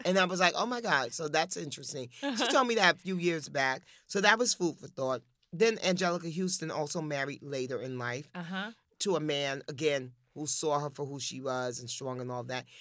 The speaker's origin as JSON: {"language": "English", "town": "New York City", "region": "New York", "country": "United States", "said": "I'm from Harlem"}